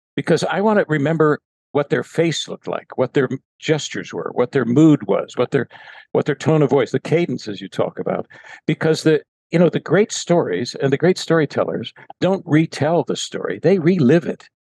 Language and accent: English; Pittsburgh, Pennsylvania, United States; I grew up in Western Pennsylvania, Pittsburgh, Pennsylvania